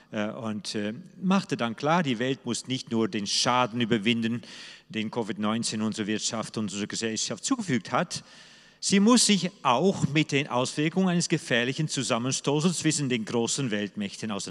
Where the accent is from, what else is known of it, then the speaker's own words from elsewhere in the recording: Netherlands; German is a second language; moved away as an adult; now in Germany; So ticke ich als Holländer eben anders, nicht nur weil ich nun Holländer bin, sondern auch weil wir Holländer einen anderen Geist, einen anderen Engelwesen haben.